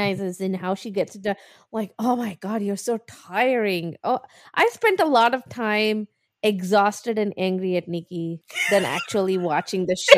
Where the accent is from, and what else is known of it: India